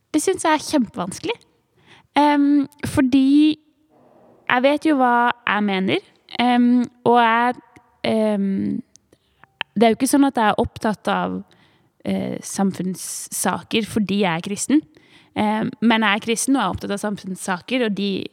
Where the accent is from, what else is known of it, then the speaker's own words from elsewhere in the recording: Tvedestrand, Agder, Norway; Jeg vokste opp i Tvedestrand